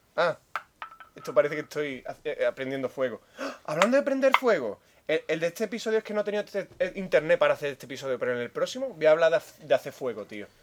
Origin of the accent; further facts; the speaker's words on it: Andalusia, Spain